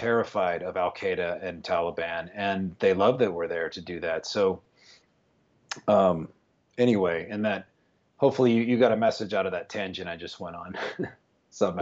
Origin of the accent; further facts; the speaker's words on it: West Texas, United States; I'm from West Texas, a little town